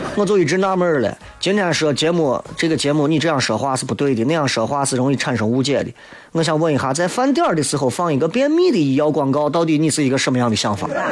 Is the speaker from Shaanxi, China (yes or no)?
yes; Shaanxi, China; 我们陕西人